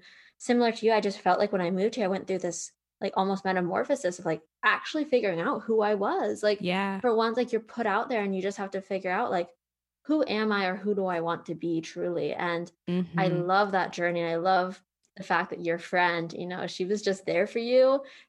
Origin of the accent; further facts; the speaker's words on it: Pennsylvania, United States; now in Austin, United States; you know, I came from Pennsylvania and similar to Virginia, it felt like a big cluster